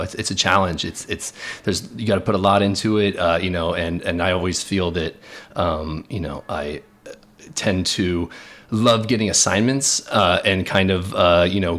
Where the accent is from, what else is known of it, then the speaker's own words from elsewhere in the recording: Palos Verdes, California, United States; moved away as an adult; now in New York City, United States; I grew up in Los Angeles, California, in a town called Palos Verdes, which is southern Los Angeles on the coast